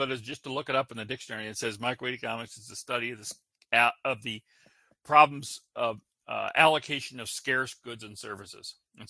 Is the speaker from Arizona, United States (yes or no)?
no; Illinois, United States; I grew up in Illinois